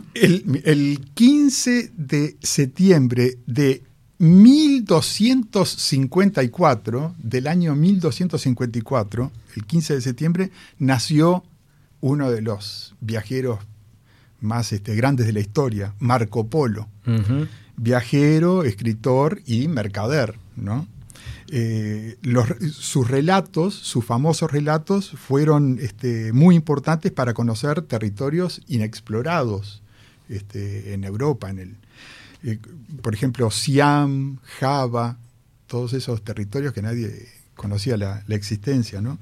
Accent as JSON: {"language": "Spanish", "country": "Uruguay", "also_born_or_lived": "New York, United States", "moved": "as an adult"}